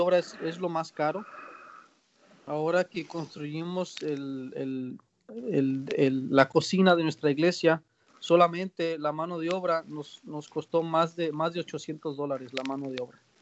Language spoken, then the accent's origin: Spanish; Mexico; moved away as an adult; also born or lived in United States; now in Panama; nosotros como mexicanos